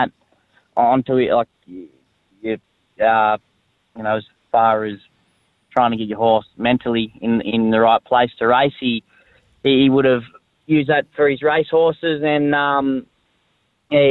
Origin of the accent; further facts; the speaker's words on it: Cooma, New South Wales, Australia; moved away as an adult; now in Canberra, Australia; I lived there, born and bred there, went to school there, played footy there.